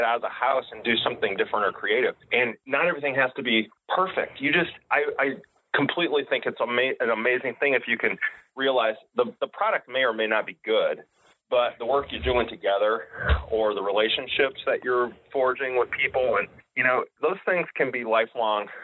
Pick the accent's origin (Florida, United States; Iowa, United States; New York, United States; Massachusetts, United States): Iowa, United States; Davenport; now in Bettendorf, United States; I was born and raised in the Iowa Quad Cities, so grew up in East Davenport